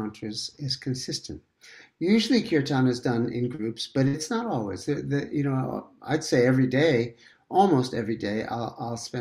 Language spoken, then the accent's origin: English; New York City, New York, United States; I grew up in Manhattan and in New York